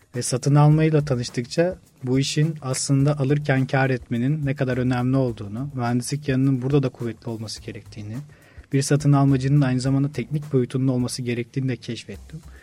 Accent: Orhangazi, Bursa, Turkey; moved away as an adult; also born or lived in Samsun; now in Istanbul, Turkey; İlk ve orta öğretimi Bursa Orhan Gazi'de tamamladım

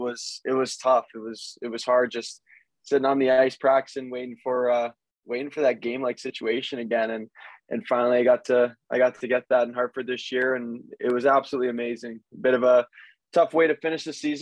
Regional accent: Hamilton, Ontario, Canada; also born or lived in Windsor; Hamilton, Ontario, for those that don't know, we're about an hour from Toronto and an hour from Niagara Falls

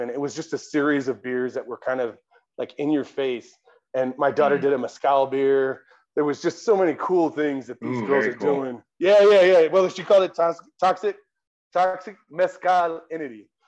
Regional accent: San Diego, California, United States; now in Colorado Springs, United States; I'm from San Diego

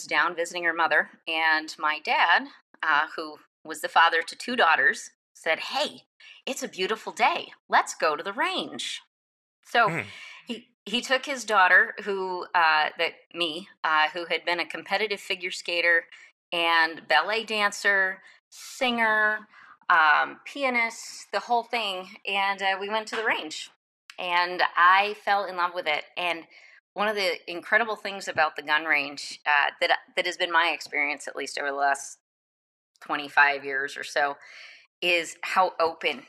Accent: Michigan, United States; I grew up in Michigan

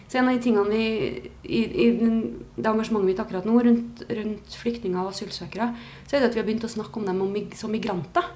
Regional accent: Trondheim, Trøndelag, Norway; Jeg er fra Trondheim. Ja. Eh, bodd her mesteparten av livet.

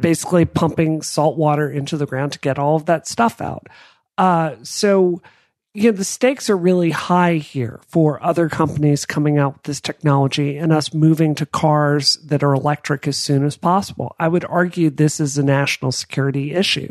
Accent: the South, United States; I grew up in the South. And I grew up in an area of the South with church three times a week

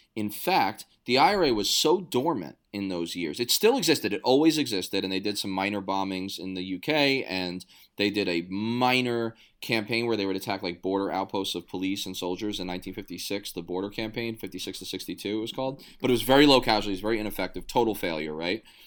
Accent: New York City, New York, United States; born or raised there

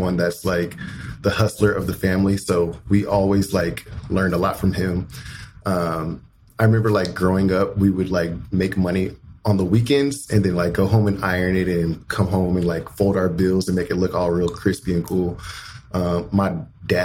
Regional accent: Las Vegas, Nevada, United States; moved away as an adult; also born or lived in Kentucky / Indiana; I was born and raised in Las Vegas

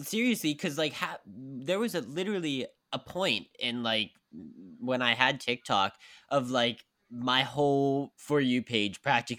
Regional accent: West Virginia, United States; also born or lived in Pittsburgh; now in New York, United States; I'm from West Virginia, so I played back then. I played soccer, I played football, and I played hockey back in West Virginia where I'm from. And then I started performing, and then I moved to New York

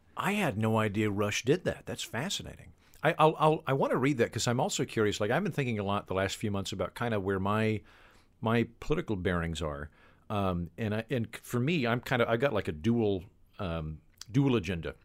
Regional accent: Oklahoma, United States; I'm from Oklahoma, which is good, honest terrain.

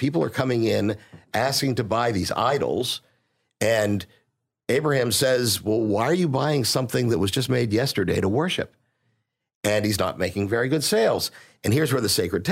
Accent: Pittsburgh, Pennsylvania, United States; moved away as an adult; now in Houston, United States; I did grow up in Pittsburgh. I've been in Houston for close to 30 years

